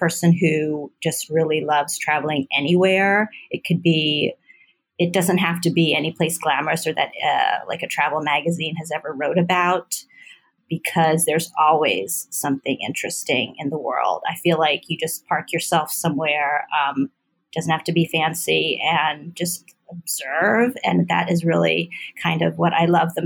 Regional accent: right outside DC, Maryland, United States; also born or lived in Washington, District of Columbia, United States / Oberlin, Ohio / Brighton, England / Canada; I'm from DC. I'm from here, where Nat Geo is. So I'm, you know, born in DC, grew up in right outside in Maryland.

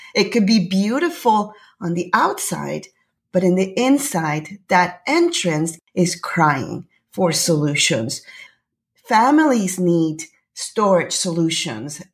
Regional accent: Panama; now in Canada; I'm originally from Panama. I live in Canada.

